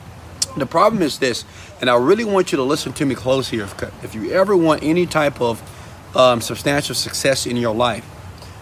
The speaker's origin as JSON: {"language": "English", "town": "Houston", "region": "Texas", "country": "United States", "tie": "born or raised there", "said": "I'm from Houston, Texas, I grew up in the partial average community"}